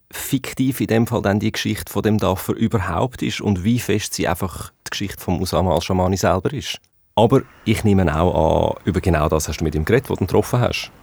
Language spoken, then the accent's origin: German; Switzerland; bei uns in der Schweiz